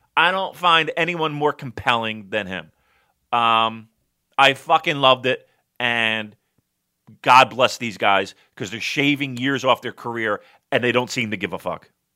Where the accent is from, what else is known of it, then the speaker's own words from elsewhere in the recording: United States; I'm American